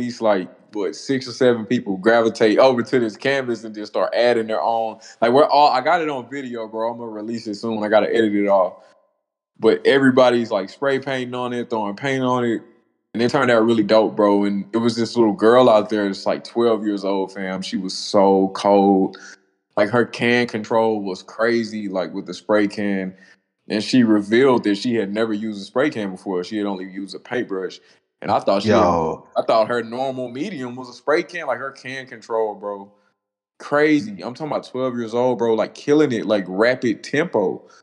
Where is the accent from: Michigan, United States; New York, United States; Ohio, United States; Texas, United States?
Texas, United States; Dallas; moved away as an adult; now in Tyler, United States; I was born in Tyler, but I grew up in Dallas